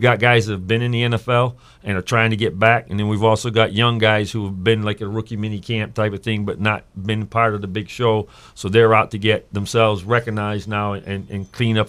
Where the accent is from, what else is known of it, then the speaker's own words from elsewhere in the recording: Connecticut, United States; moved away as an adult; also born or lived in Kentucky / Tampa, Florida / Indianapolis, Indiana / Toronto, Canada; I got into arena coaching in 95 back in my home state of Connecticut.